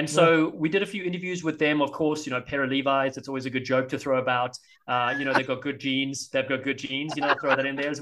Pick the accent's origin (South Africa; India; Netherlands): South Africa; Cape Town, Western Cape; now in United States; I'm from Cape Town.